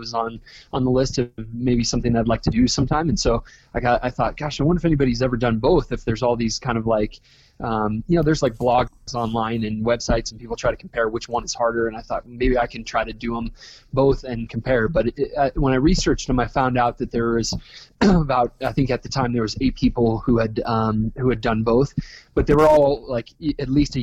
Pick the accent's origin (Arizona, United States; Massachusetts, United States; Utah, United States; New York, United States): Utah, United States; Park City; also born or lived in California; I was born and raised in Park City, Utah